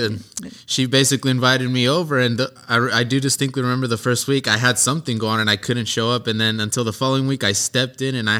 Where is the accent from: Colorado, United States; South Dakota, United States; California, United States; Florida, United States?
California, United States; Lemoore; I'm originally from Lemoore, California.